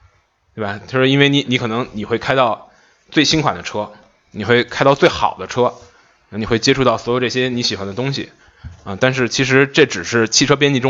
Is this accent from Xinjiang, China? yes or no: no; Beijing, China; 哎，大家好，我是北京来的